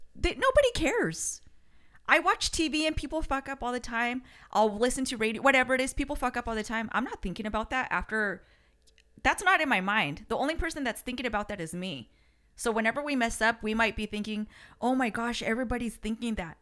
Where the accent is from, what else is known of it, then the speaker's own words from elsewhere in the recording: United States; first language Spanish; English is a second language; me and my brother Frank were the only ones born here in the States.